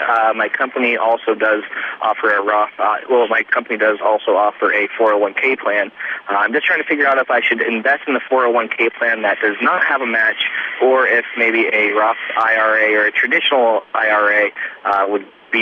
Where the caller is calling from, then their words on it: Seattle, Washington, United States; from Seattle, Washington.